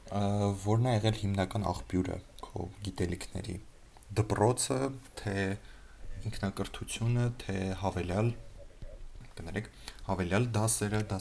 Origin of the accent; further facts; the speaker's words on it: Armenia; Ես ծնվել մեծացել եմ Հայաստանում։